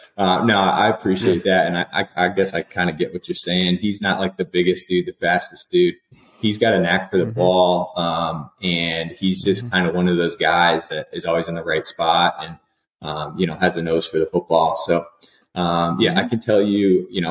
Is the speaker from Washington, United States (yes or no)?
no; near Miami, South Florida, United States; moved away; also born or lived in Minnesota; I grew up I'm a South Florida guy. I grew up near Miami